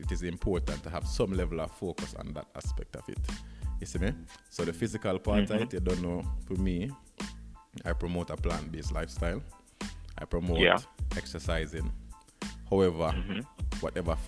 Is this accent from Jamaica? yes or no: yes; Jamaica; growing up in Jamaica